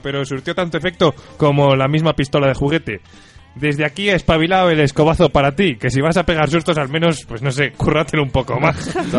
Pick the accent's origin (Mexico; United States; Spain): Spain; Valladolid, Castile and León; me he pasado la infancia ahí y jugando alrededor